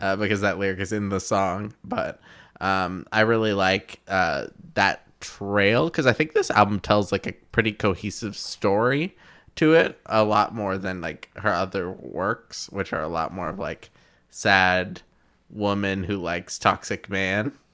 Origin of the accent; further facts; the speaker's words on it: Tulsa, Oklahoma, United States; here in my hometown.